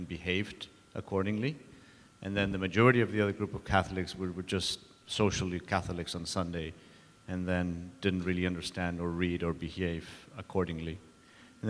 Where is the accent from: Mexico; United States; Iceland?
Mexico; moved away; I grew up in Mexico